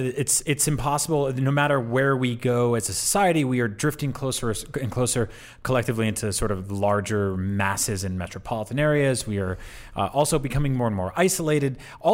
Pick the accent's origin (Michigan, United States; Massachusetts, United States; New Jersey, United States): New Jersey, United States; also born or lived in New York; I grew up in New Jersey and then in New York